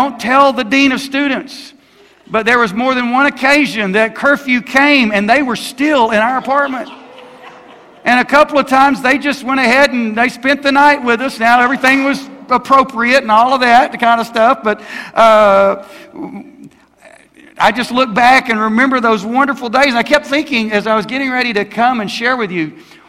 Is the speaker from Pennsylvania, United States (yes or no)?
no; Alabama, United States; I grew up in Alabama